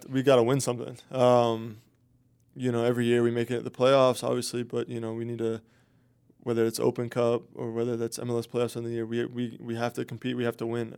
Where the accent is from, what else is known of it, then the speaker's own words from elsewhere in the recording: Tampa, Florida, United States; be in my hometown.